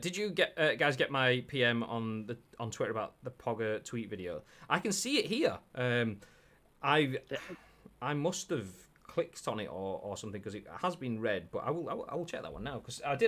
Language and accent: English; Yorkshire and the Humber, United Kingdom; accent: Yorkshire; my Yorkshire accent